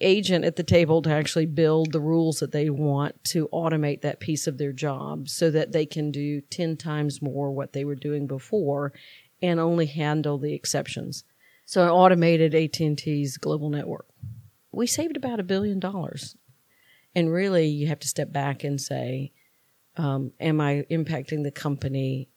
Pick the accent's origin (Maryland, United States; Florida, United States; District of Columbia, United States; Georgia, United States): Georgia, United States; Valdosta; I grew up in Valdosta, Georgia